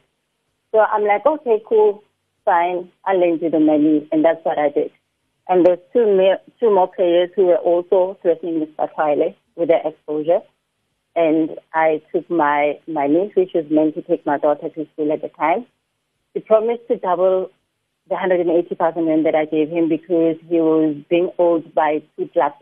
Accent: South Africa; I'm originally from Harangua

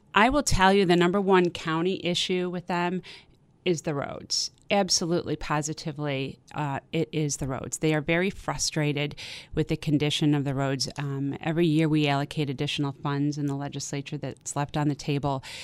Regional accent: Amherst, New York, United States; moved away as an adult; now in Hamburg, United States; I grew up in Amherst. My dad's a South Buffalo guy. Um, and I grew up in Amherst

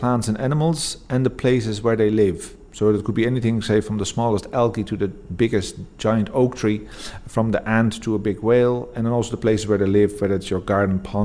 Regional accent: Netherlands; moved away as an adult; now in Fingal, Ireland; I'm originally from the Netherlands

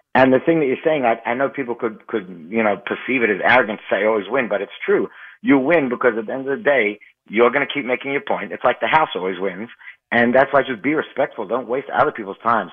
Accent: Australia; now in Muncie, United States; I grew up in Australia, like I told you, and I've been living here for a while now

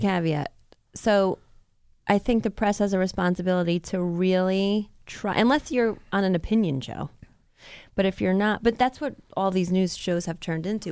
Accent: United States; as an American

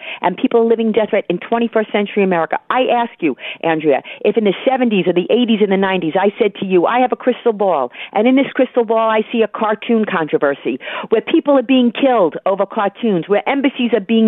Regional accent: United States; I am merely an American

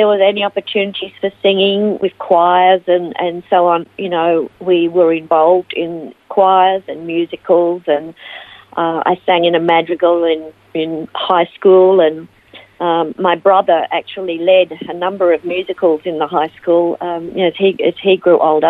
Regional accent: Melbourne, Victoria, Australia; also born or lived in Ivanhoe / United States; now in Phillip Island, Australia; I was born in Ivanhoe and raised in Melbourne, and spent most of my life in Melbourne until 1995, when I moved to the United States, and I lived there for 5 years before coming back

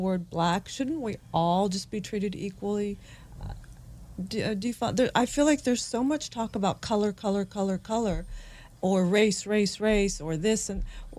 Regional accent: North Carolina, United States; As a young girl, I grew up in North Carolina. My dad from Italy.

